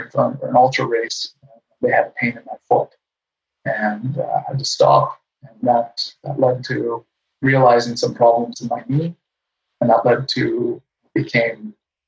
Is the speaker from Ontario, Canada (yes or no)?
no; Winnipeg, Manitoba, Canada; now in Vancouver Island, Canada; I grew up in Winnipeg, Manitoba, so I'm a son of the prairies in Canada